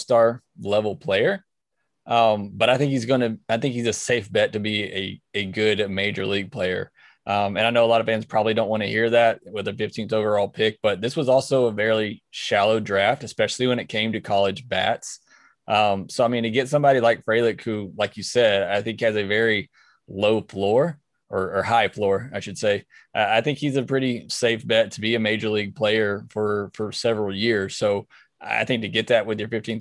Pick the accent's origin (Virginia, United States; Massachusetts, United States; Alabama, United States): Alabama, United States; near Auburn; Near my hometown